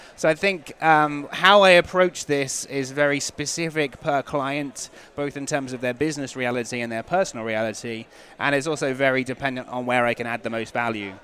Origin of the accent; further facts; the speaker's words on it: England, United Kingdom; I'm English